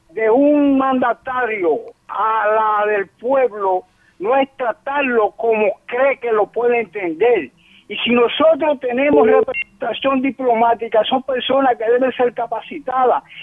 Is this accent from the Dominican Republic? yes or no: yes; Loma de Cabrera, Dajabón, Dominican Republic; Yo soy el Loma de Cabrera, conozco la región.